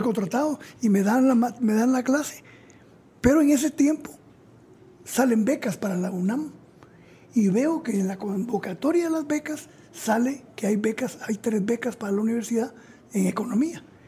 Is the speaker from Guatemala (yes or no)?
yes; Zacapa, Guatemala; moved away as an adult; also born or lived in Mexico